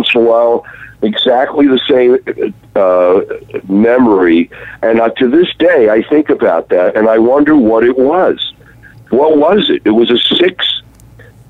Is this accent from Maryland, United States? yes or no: yes; Baltimore, Maryland, United States; I was growing up in Baltimore, Maryland